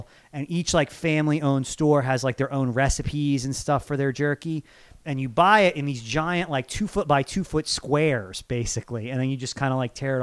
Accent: Seaville, New Jersey, United States; I'm actually from Atlantic City area originally

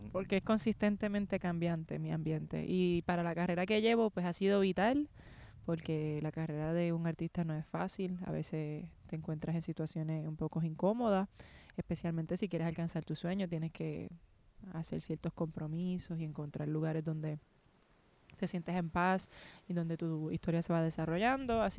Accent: Guayama, Puerto Rico; also born or lived in Ponce / San Juan / Carolina; donde, me crié, yo diría la mayor parte de mi infancia fue en Guayama.

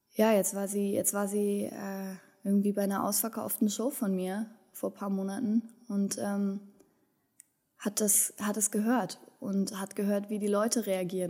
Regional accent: Berlin, Germany; moved away; also born or lived in Wendland, Lower Saxony; ich bin ähm, in, in Berlin-Kreuzberg äh, groß geworden, in, in, einem besetzten Haus groß geworden

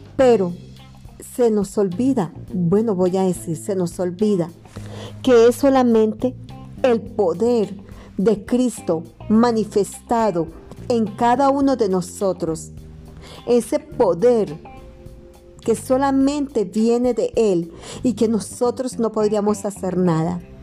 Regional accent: Colombia; also born or lived in Madrid, Cundinamarca; acá en mi país Colombia

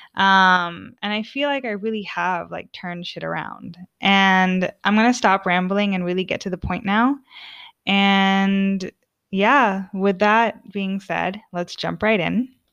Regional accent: Orange, California, United States; moved away as an adult; now in Sweden; I'm from the O C, O C California, city of Orange, all the way. Um, I'm Southern Californian through and through.

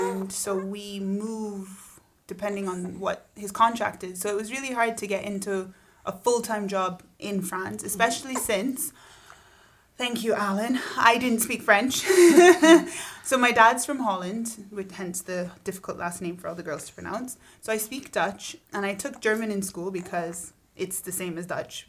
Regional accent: Barbados; I'm from Barbados.

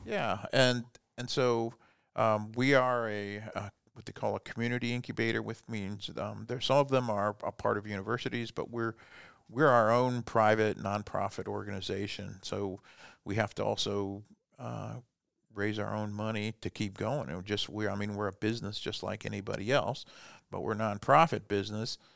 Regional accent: Fort Wayne, Indiana, United States; also born or lived in Germany; I was born in Germany a long time ago and moved here when I was four years old into Fort Wayne and stayed here my whole life

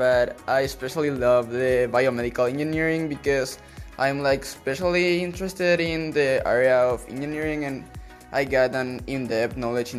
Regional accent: Paraguay; from Paraguay.

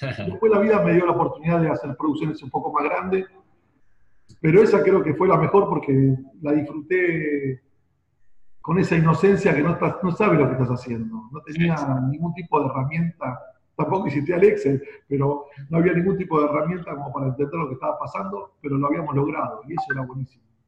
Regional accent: Buenos Aires, Argentina; soy de Buenos Aires, nací acá hace apenas 50 años

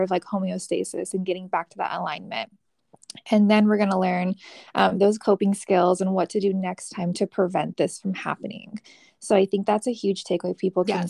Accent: California, United States; moved away as an adult; now in Arizona, United States; I am originally from California. I moved out to Arizona for my master's degree

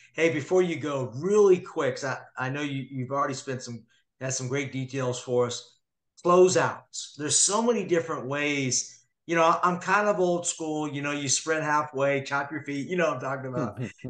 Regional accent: San Jose, California, United States; I grew up with the Warriors. I grew up in San Jose, California. I'm a big Warriors fan.

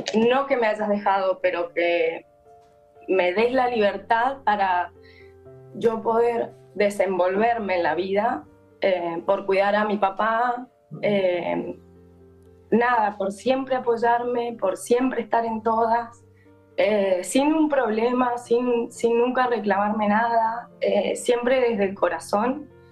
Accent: Mendoza, Argentina; Ahora yo soy de Mendoza

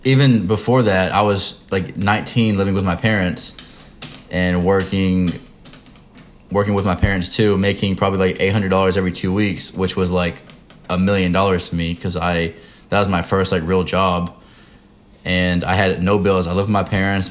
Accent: Texas, United States; moved away as an adult; now in North Carolina, United States; We're both from Texas. I'm in the military. Devin's a senior in college. Um, we live in North Carolina.

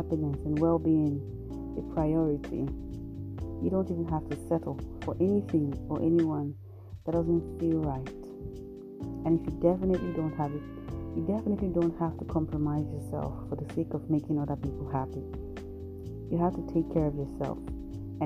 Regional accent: Nigeria; I'm a Nigerian

